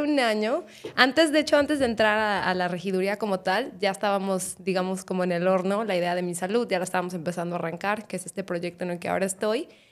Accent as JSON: {"language": "Spanish", "town": "Guadalajara", "region": "Jalisco", "country": "Mexico", "said": "soy de Guadalajara"}